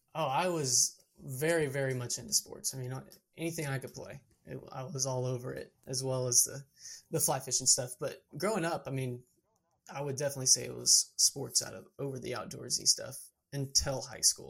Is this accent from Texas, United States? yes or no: yes; Georgetown, Texas, United States; also born or lived in Amarillo, Texas; my hometown is Georgetown, Texas, which is in the hill country